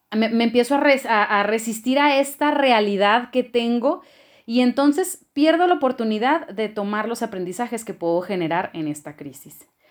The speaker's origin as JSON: {"language": "Spanish", "town": "Culiacán", "region": "Sinaloa", "country": "Mexico", "moved": "as an adult", "lives_now": "Chihuahua, Mexico", "said": "Soy procedente de Culiacán, Sinaloa y hoy vivo en Chihuahua desde hace seis años."}